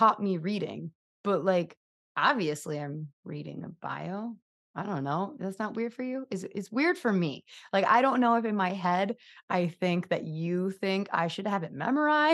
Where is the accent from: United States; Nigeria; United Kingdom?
United States; accent: American; I'm just going to keep my American accent on the thing.